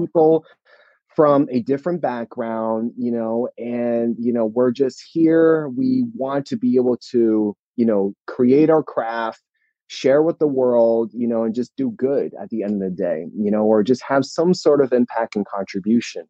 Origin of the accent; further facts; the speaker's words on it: New Jersey, United States; me and my sister we were born and raised in New Jersey